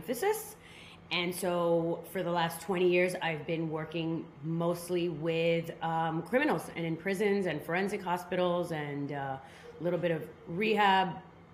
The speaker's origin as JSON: {"language": "English", "region": "New York", "country": "United States", "tie": "born or raised there", "moved": "as an adult", "lives_now": "Miami, United States", "said": "I grew up in New York"}